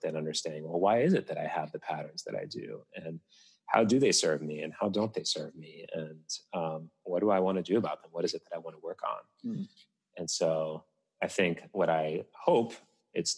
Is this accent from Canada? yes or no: no; Tunisia; my home country of Tunisia